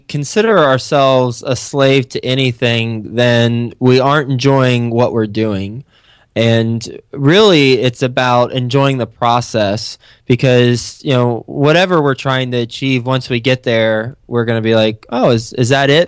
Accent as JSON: {"language": "English", "region": "Texas", "country": "United States", "tie": "born or raised there", "also_born_or_lived": "Flint, Michigan / New York City", "moved": "as an adult", "said": "Friday Night Lights was my high school"}